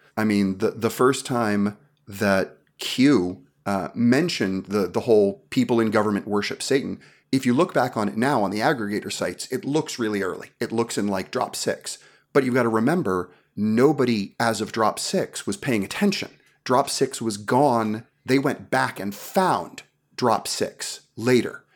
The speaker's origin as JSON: {"language": "English", "town": "New York City", "region": "New York", "country": "United States", "tie": "born or raised there", "said": "growing up in New York City"}